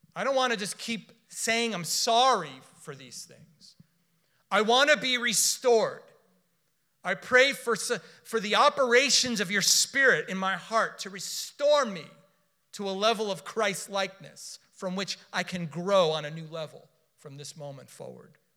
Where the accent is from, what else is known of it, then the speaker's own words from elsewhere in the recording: Miami, Florida, United States; I was born in Miami. I was raised in South Florida.